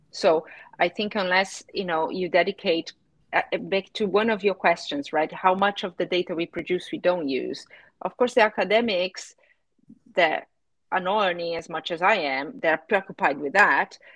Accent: Brazil; now in United Kingdom; when I moved from Brazil to the UK, I was astonished and shocked by the fact that my house did not have a water meter.

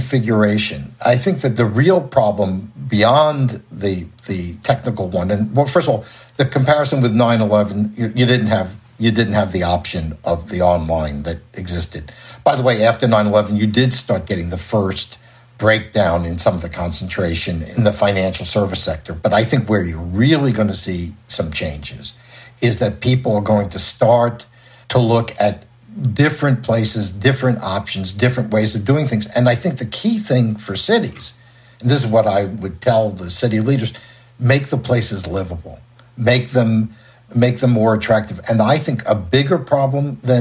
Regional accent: New York City, New York, United States; accent: New York; now in Orange County, United States; New York City, which is my native city, as you can tell from my accent

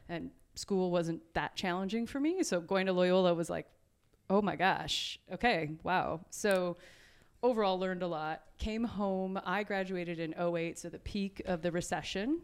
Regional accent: Edwardsburg, Michigan, United States; also born or lived in Grand Rapids, Michigan; I was born in Grand Rapids, Michigan, and then a job, my father s, was working for Ameritech, uh, which existed at that time, and that drew us down to South Bend area. And so we most of my childhood was spent in Edwardsburg

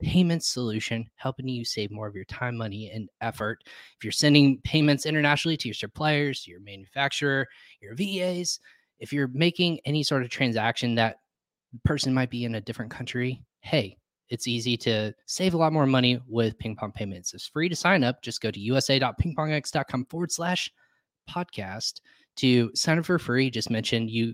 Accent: Indianapolis, Indiana, United States; From Indianapolis

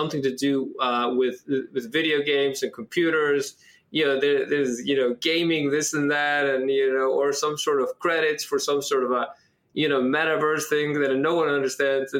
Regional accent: Iceland; moved away as an adult; also born or lived in Ithaca, United States / Chicago, United States; now in New York City, United States; So I'm born and raised in Iceland, you know, moved here in 2004 to go to college

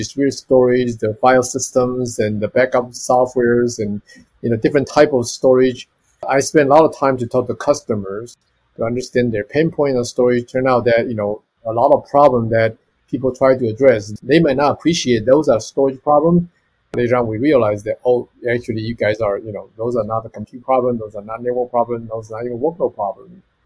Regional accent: Taiwan; moved away as an adult; also born or lived in Arizona, United States; originally I come from Taiwan and I went to University of Arizona

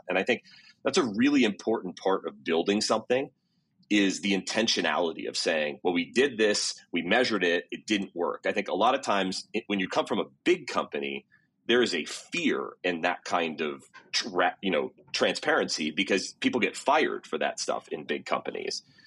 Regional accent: Gig Harbor, Washington, United States; moved away; I grew up in Seattle, south of Seattle, out on the West Coast

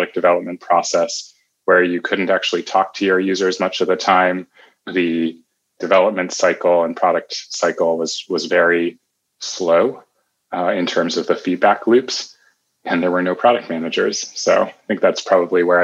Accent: New York City, New York, United States; moved away as an adult; now in Bay Area, United States; I'm a native New Yorker, born and raised in Manhattan

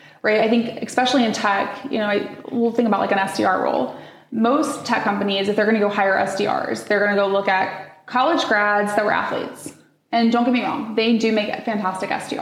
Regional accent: Midwest, United States; I grew up in the Midwest

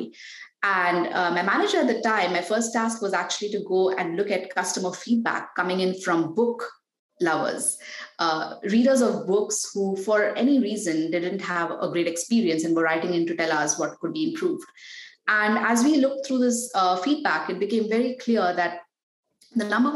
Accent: Mumbai, Maharashtra, India; now in Palo Alto, United States; I was born and raised in Mumbai

